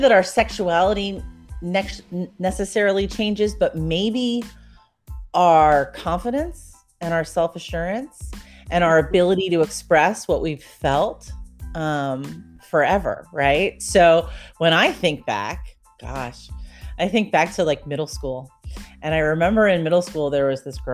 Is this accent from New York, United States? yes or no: yes; New York, United States; now in Augusta, United States; I live in Augusta, Georgia, but I'm originally from New York